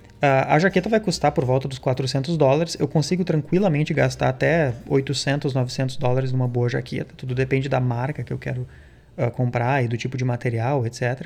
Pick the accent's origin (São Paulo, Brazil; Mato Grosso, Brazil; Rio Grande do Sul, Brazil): Rio Grande do Sul, Brazil; now in Canada; Se eu venho do Rio Grande do Sul, por exemplo, que é o meu caso